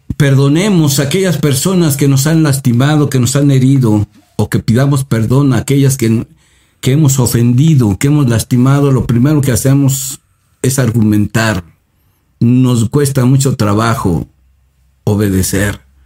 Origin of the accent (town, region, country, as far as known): Mexico